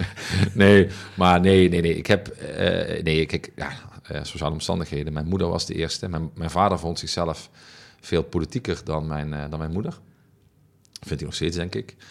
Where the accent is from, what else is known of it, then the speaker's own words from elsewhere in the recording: Heerlen, Limburg, Netherlands; mijn oude wijk Zeswegen. En ik woon nu één wijk verder en in een wijk die, die qua sociaal-economische omstandigheden vergelijkbaar is met de wijk waar ik vandaan kom